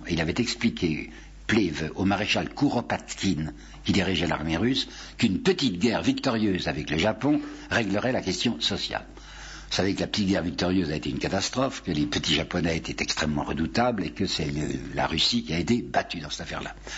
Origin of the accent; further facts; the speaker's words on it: France; je suis français